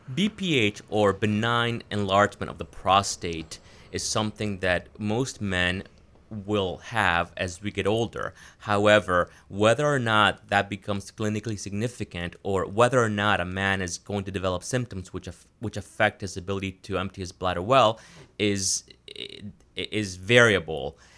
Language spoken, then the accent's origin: English; Florida, United States; moved away as an adult; also born or lived in Wisconsin / Providence, Rhode Island; now in Maine, United States; I'm originally from Florida